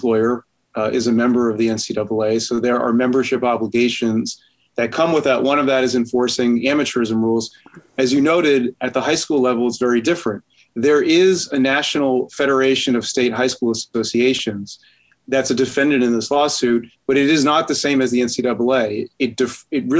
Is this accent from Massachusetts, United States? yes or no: yes; Massachusetts, United States; also born or lived in Mississippi / New Hampshire; I'm from Massachusetts, I work at UNH, so I'm really a New Englander